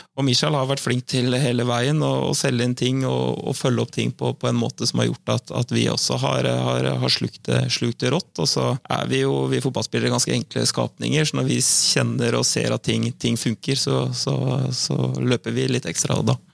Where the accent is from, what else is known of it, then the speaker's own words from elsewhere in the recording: Søndre Sande, Vestfold, Norway; moved away as an adult; also born or lived in Hvaler; now in Fredrikstad, Norway; Jeg vokste opp eh, ute på jeg vokste opp ute på Søndre Sande